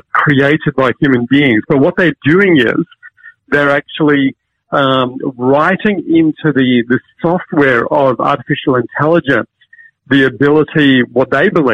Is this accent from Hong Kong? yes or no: yes; Hong Kong; moved away; also born or lived in Cambridge; I grew up in Hong Kong